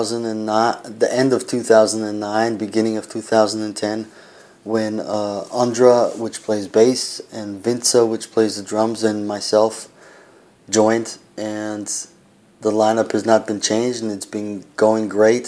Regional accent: United States; also born or lived in Austria; now in Prague, Czech Republic; me being the American in the band

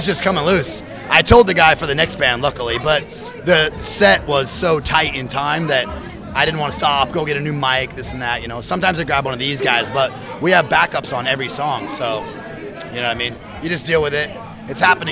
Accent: Santa Rosa, California, United States; We're from the top of California

